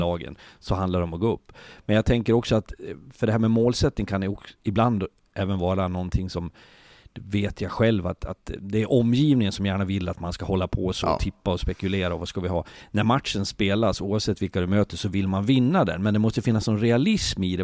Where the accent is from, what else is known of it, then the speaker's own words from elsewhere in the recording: Leksand, Dalarna County, Sweden; jag bor i Leksand, jag kommer från Leksand